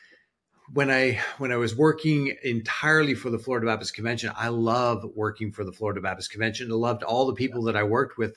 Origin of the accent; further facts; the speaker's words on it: New Brunswick, Canada; moved away as an adult; now in United States; I was born in Canada, but now I'm an American